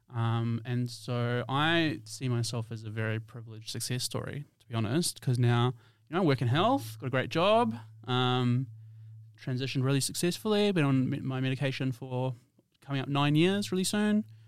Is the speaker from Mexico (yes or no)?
no; New Zealand; moved away as an adult; now in Perth, Australia; I'm from New Zealand.